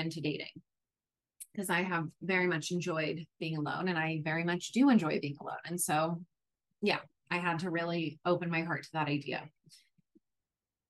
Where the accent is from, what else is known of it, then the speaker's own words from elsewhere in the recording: New York, United States; moved away as an adult; now in San Diego, United States; I'm from New York. I moved from New York to San Diego